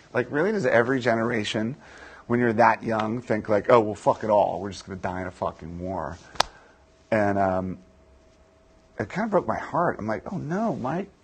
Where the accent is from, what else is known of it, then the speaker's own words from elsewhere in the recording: D.C., Virginia, United States; I grew up in Virginia, just outside of Washington, D.C.